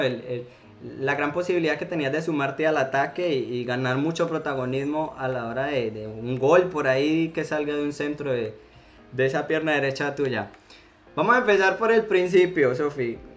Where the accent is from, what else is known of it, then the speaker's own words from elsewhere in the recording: Colombia; now in Spain; uno como colombiano cuando vive en el exterior